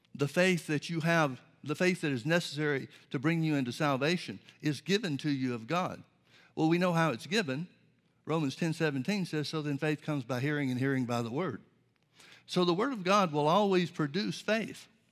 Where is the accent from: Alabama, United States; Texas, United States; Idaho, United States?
Alabama, United States; Birmingham; I grew up in the Baptist church, Southern Baptist church in Birmingham, Alabama